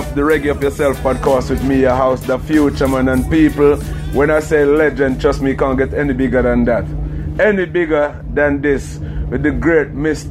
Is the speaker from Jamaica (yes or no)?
yes; Jamaica; now in United Kingdom; I'm from Jamaica myself, but been living in the UK for a while now